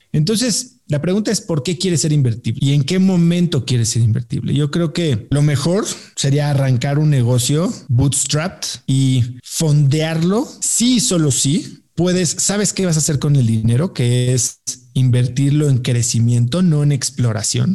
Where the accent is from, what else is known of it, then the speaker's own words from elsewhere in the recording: Mexico; also born or lived in New York / Stanford; yo soy eh, mexicano